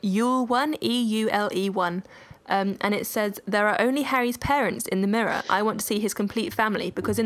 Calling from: Ireland; Ireland's far for you, but not for me.

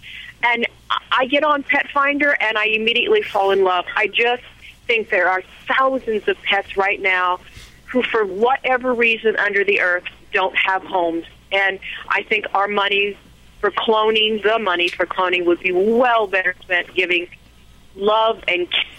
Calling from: Oregon, United States; Oregon State.

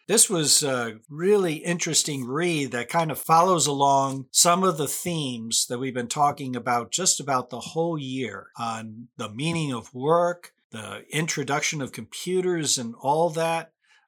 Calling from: Carlisle, Pennsylvania, United States; And this is … calling from Carlisle, Pennsylvania in the United States.

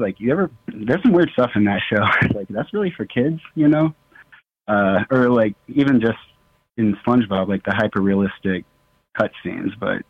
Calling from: Nebraska, United States; I'm calling from Nebraska.

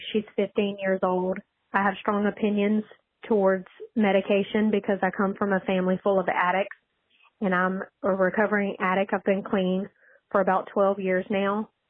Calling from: Louisiana, United States; I'm calling from Southwest Louisiana.

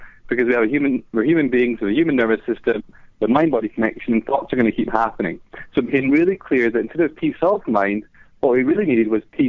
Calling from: London, United Kingdom; I'm calling from London.

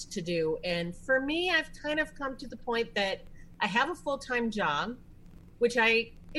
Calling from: Apple Valley, Minnesota, United States; I am calling from Apple Valley, Minnesota, which is a suburb of the Twin Cities area.

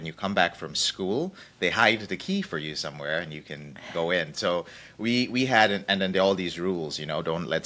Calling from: Wichita, Kansas, United States; I'm coming all the way from a very sunny Wichita, Kansas.

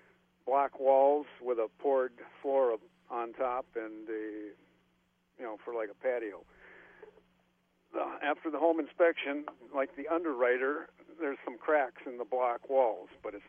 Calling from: Minneapolis, Minnesota, United States

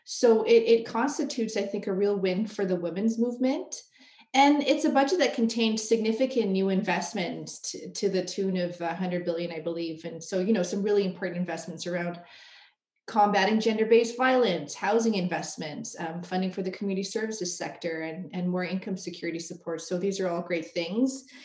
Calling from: Toronto, Ontario, Canada; I'm joining you from Treaty 13 territory here in Toronto

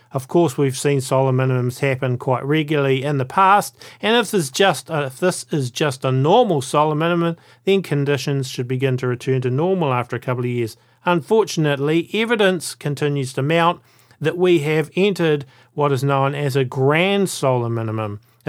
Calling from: New Zealand; Welcome to the A Minute to Midnight show, folks, and I'm coming from New Zealand.

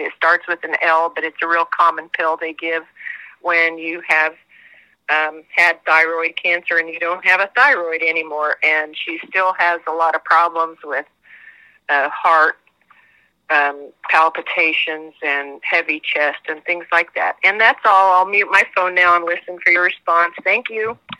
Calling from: Kansas, United States; I'm calling from Kansas

